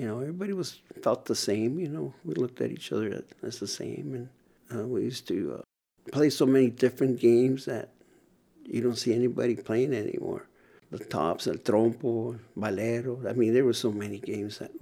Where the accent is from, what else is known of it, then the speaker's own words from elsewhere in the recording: Nogales, Arizona, United States; also born or lived in Arcata, California; I grew up in Nogales since the age of 10 months old